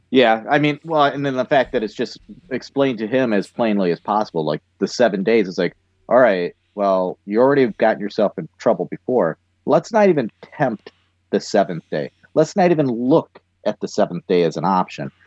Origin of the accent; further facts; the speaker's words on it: United States; I am an American